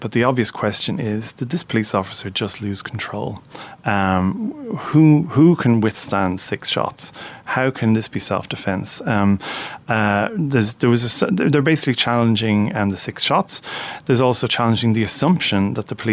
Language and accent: English; Ireland; we as Irish people